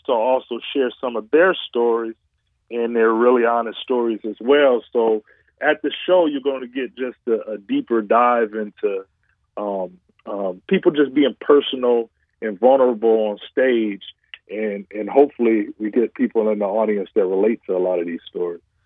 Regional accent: Detroit, Michigan, United States; also born or lived in Chicago; Detroit is my hometown

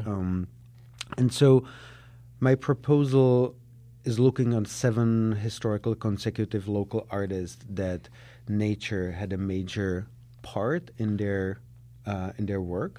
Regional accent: Prague, Czechia; English is a second language; moved away as an adult; also born or lived in Israel; now in Chicago, United States; I was born in Prague, in Czechoslovakia, uh, back on the other side of the wall. Um, uh, I grew up there.

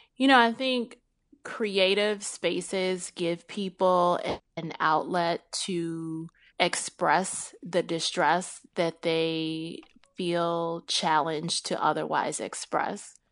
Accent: Chicago, Illinois, United States; I'm born and raised in Chicagoland

